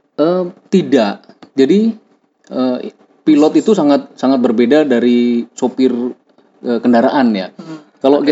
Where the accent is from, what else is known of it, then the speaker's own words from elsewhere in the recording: Semarang, Central Java, Indonesia; asalnya dari Semarang, suatu kota di Jawa Tengah gitu, tapi Nun jauh di pelosok